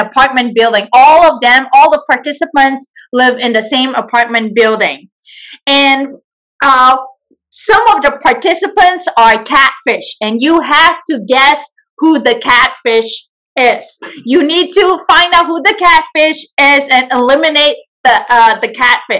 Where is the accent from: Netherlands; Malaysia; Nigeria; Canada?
Malaysia; now in San Francisco, United States; I am originally from Malaysia, and right now I live in San Francisco, California.